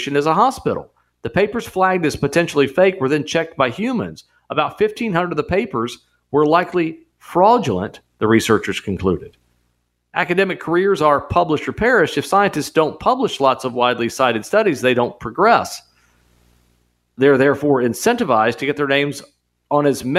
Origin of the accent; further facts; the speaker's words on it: United States; We're Americans